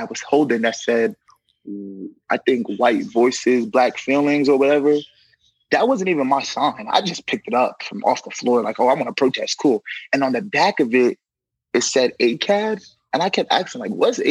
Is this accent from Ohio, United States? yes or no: no; New York City, New York, United States; I'm from New York City, from Brooklyn